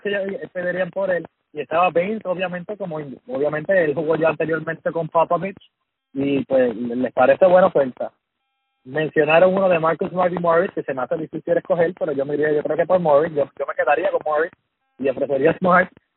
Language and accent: Spanish; Puerto Rico; yo soy puertorriqueño